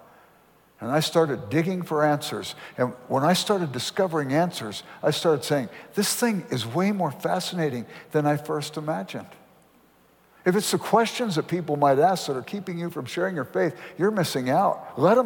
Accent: Los Angeles, California, United States; I grew up in South Central Los Angeles

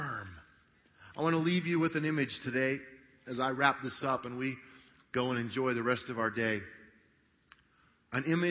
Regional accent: Grand Junction, Colorado, United States; I grew up in Grand Junction, Colorado

